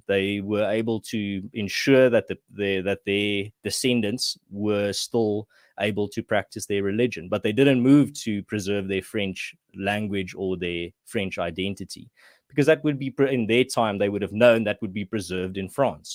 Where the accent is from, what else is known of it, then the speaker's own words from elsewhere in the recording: Western Cape, South Africa; moved away as an adult; now in Gauteng, South Africa; I grew up in the Western Cape